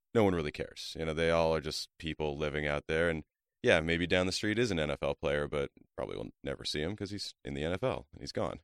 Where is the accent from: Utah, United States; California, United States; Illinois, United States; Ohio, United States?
California, United States; Calabasas; I grew up in the San Fernando Valley, uh, mostly in Calabasas, though